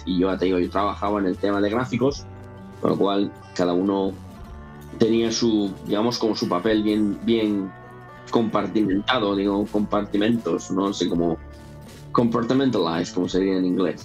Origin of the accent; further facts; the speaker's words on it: Spain; first language Spanish; moved away as an adult; now in United States; yo soy español y bueno, aunque soy ahora ya soy aquí ciudadano norteamericano, pero yo soy, yo español, mi primer idioma es el español, y, la, la, vida que tuve en España, los 20 años que viví en España antes de venirme aquí